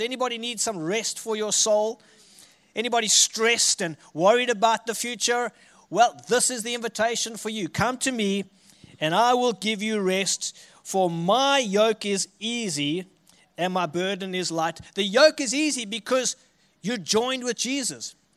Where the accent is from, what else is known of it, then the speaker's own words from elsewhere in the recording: Richards Bay, KwaZulu-Natal, South Africa; accent: South African; moved away as an adult; now in Armidale, Australia; I'm from a city called Richards Bay, which is a coastal city on, uh, the east coast of South Africa